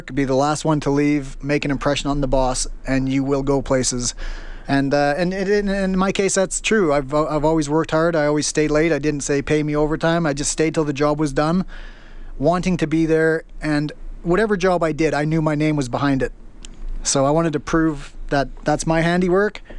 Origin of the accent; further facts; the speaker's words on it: Stony Plain, Alberta, Canada; moved away as an adult; also born or lived in Spruce Grove / Calgary / Australia; now in London, United Kingdom; I grew up in Stony Plain, went to high school there, and made the big move to Spruce Grove.